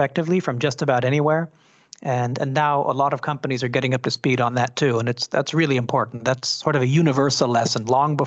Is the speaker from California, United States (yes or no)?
yes; San Francisco, California, United States; I'm born and raised in San Francisco, California